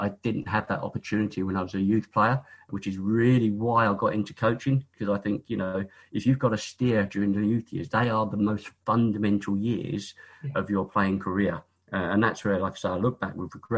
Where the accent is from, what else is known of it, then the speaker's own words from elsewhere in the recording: Isle of Sheppey, South East England, United Kingdom; I was born on the Isle of Sheppey, born and bred on the Isle of Sheppey